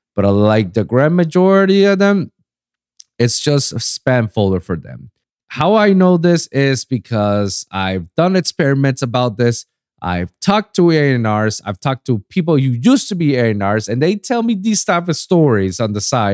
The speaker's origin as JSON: {"language": "English", "country": "Puerto Rico", "tie": "born or raised there", "also_born_or_lived": "Pennsylvania", "moved": "yes", "said": "I was born and raised in Puerto Rico"}